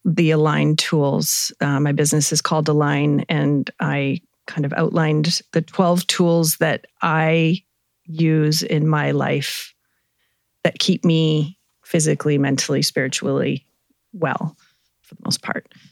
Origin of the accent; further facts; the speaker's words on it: Vancouver, British Columbia, Canada; moved away as an adult; now in Kelowna, Canada; I grew up in Vancouver. Moved here about 25 years ago to start a family